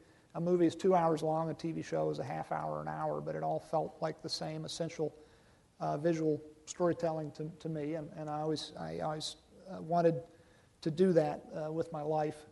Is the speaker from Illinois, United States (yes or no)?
no; Virginia, United States; moved away; my home state of Virginia